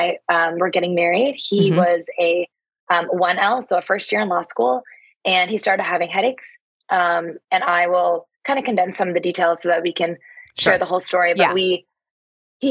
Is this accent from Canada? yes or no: yes; Toronto, Ontario, Canada; moved away as an adult; now in New York City, United States; I'm actually from Canada. I'm from Toronto, and came to the States in 2008